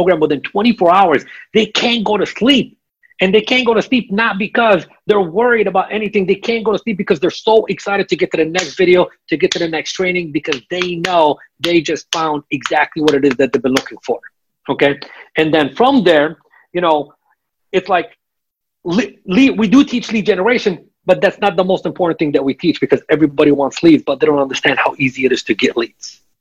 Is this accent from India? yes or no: no; Lebanon; I'm Lebanese. I'm from Lebanon.